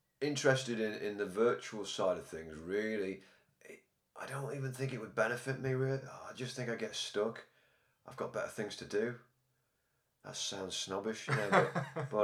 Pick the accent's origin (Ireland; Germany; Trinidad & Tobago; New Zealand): Ireland; now in Liverpool, United Kingdom; I'm Irish